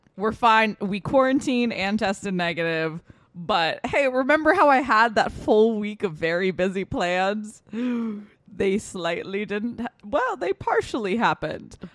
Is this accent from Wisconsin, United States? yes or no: no; Westchester, New York, United States; we're all fucking from Westchester